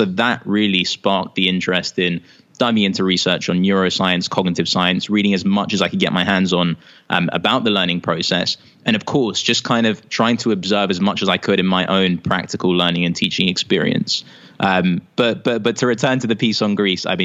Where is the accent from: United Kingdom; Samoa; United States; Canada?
United Kingdom; London; accent: British; I grew up in London, here in the UK.